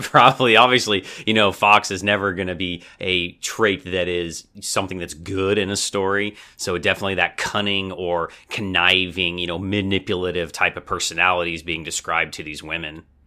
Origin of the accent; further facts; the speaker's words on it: United States; as an American